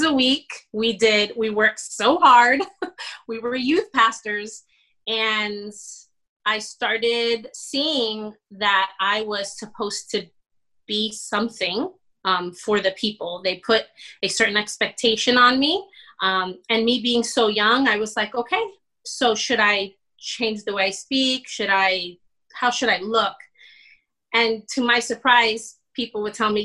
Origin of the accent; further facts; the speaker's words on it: Plantation, Florida, United States; also born or lived in Bronx, New York; I am a Puerto Rican from the Bronx. I grew up in South Florida, graduated 1999 from Plantation High